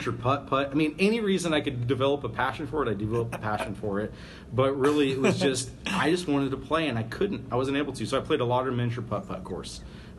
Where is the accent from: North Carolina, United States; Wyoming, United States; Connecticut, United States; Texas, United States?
Wyoming, United States; Cody; Growing up in Cody, Wyoming, there was only one golf course, and it was at a country club, and we just didn't have access to it.